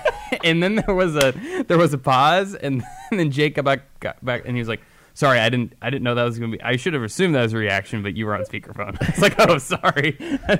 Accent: Kansas, United States; moved away; my home state of Kansas

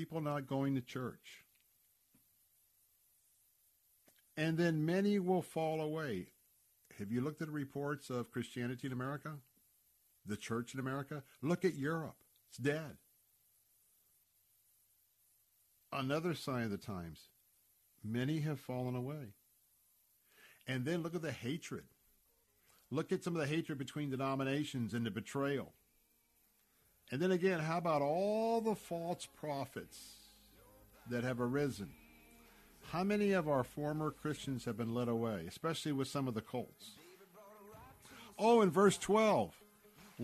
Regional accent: Tampa, Florida, United States; when I was a youngster growing up in Tampa, Florida, everybody went to a church

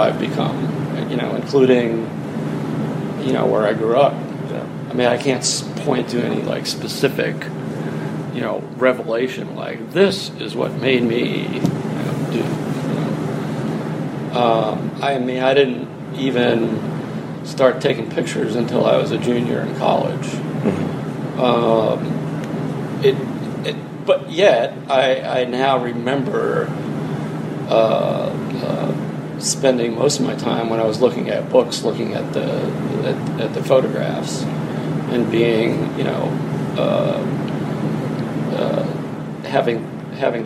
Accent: Dartmouth, Massachusetts, United States; moved away; also born or lived in New Bedford, Massachusetts / Boston, Massachusetts; after that, I lived in Dartmouth until I moved away

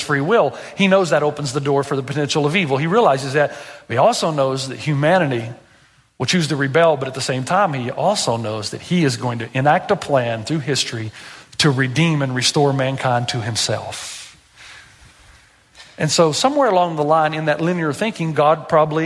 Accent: Tennessee, United States; I'm from Tennessee

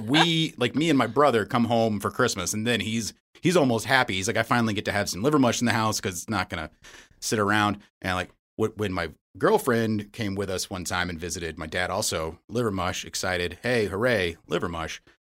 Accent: Charlotte, North Carolina, United States; now in Madison, United States; I was born and raised in Charlotte, North Carolina

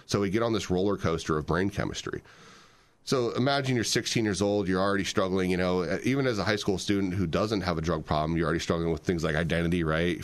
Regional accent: Fort Wayne, Indiana, United States; I'm from Fort Wayne, Indiana. We grew up here.

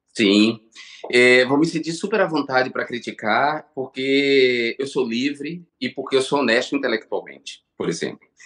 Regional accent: Brazil; moved away as an adult; meu país

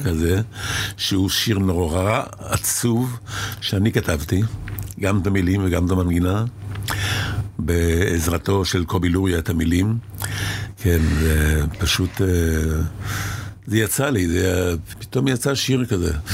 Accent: Israel; also born or lived in Cairo, Egypt; הייתי בשני קיבוצים, כי כשהייתי ילד חוץ בעין הים, עין כרמל

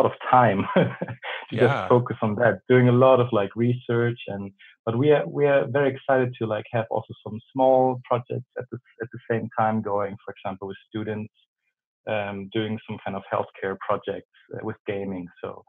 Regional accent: Germany; English is a second language; moved away as an adult; now in Sweden; As you can hear, I'm from Germany. So I moved up north, very up north in Sweden

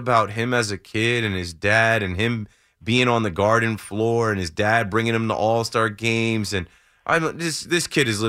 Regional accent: New York, United States; But I'm also a New Yorker. I'm also a New York radio host.

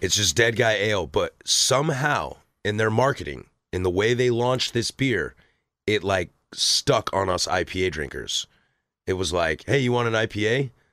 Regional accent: the Northwest, Pacific Northwest, United States; born and raised in the Northwest

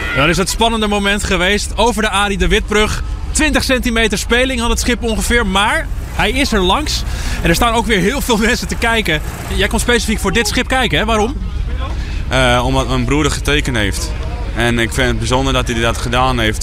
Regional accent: Rotterdam, South Holland, Netherlands; ik ben Rotterdammer

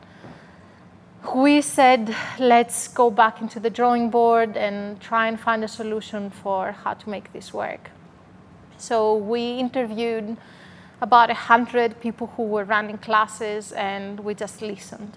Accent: Greece; English is a second language; moved away as an adult; now in Melbourne, Australia; I'm originally from Greece, so you can hear a strong accent.

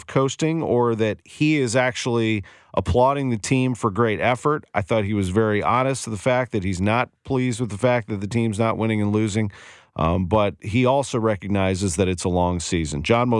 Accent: St. Louis, Missouri, United States; I grew up in St. Louis

